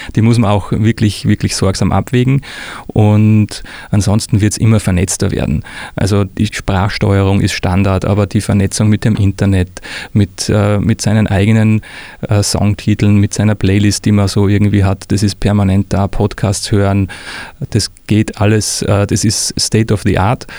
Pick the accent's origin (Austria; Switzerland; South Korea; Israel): Austria; now in Würzburg, Germany; ich bin Österreicher, wie man unschwer hört